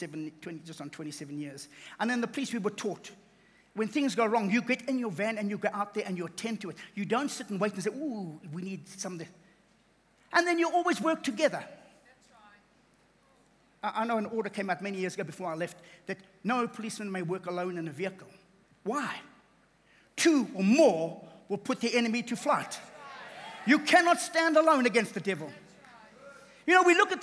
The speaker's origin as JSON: {"language": "English", "region": "KwaZulu-Natal", "country": "South Africa", "said": "I come from KZN. I'm a South African"}